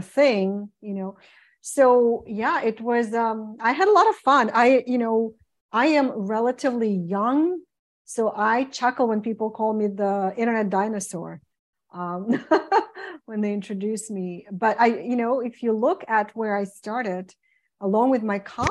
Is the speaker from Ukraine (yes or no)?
yes; Ukraine; moved away as an adult; now in United States; I came originally from Ukraine in 1992 as a music teacher, as a classical musician